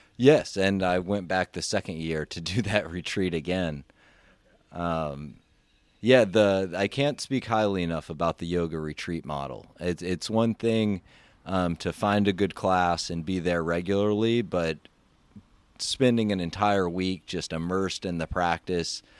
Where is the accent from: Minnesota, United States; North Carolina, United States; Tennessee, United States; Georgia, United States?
Tennessee, United States; Memphis; I grew up in Memphis, Tennessee